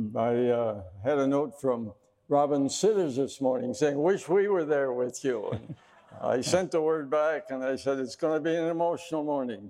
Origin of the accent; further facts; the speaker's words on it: Wisconsin, United States; I grew up in the wonderful state of Wisconsin. I was born in Wisconsin into a Christian family